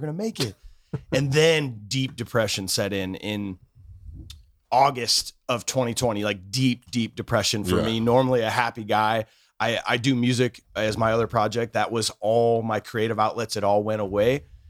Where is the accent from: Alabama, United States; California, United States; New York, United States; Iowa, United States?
Iowa, United States; Cedar Rapids; We are from Cedar Rapids, Iowa